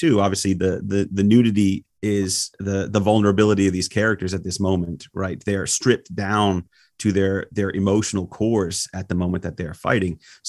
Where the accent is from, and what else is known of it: United States